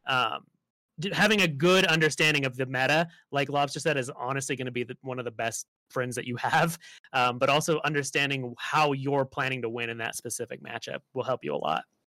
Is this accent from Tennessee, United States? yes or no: no; Las Vegas, Nevada, United States; I grew up in Las Vegas